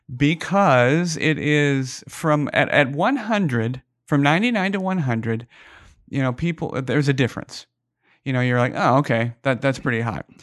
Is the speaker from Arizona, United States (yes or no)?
yes; Phoenix, Arizona, United States; now in Las Vegas, United States; I'm originally from Phoenix, Arizona.